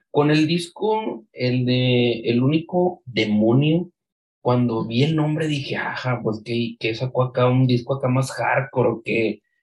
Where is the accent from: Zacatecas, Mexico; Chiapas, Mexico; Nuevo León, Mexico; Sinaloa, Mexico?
Nuevo León, Mexico; Monterrey; yo soy de aquí de Monterrey